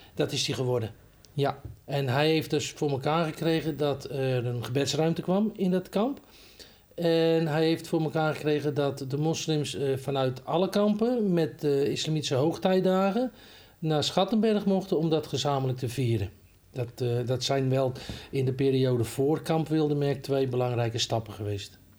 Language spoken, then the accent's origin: Dutch; Netherlands; also born or lived in Ridderkerk; Ik ben een Hollander, een echte Hollander